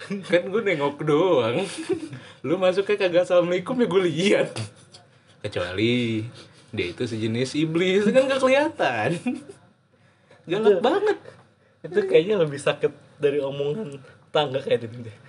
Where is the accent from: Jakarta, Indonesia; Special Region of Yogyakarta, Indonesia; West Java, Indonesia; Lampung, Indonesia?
Jakarta, Indonesia; gue kan orang Jawa ya dan gue besar di Jakarta gue nggak paham kan nggak terlalu paham bahasa Jawa kan